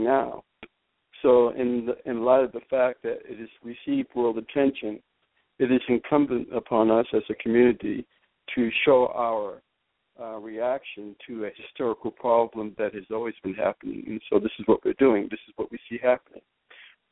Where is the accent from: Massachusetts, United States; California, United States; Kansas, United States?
Massachusetts, United States; Boston; I'm from Boston, Massachusetts